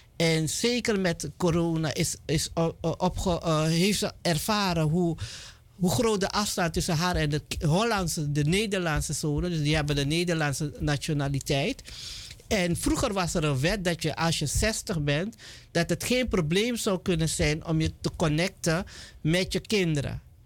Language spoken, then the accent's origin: Dutch; Suriname; ook al zijn we Surinamers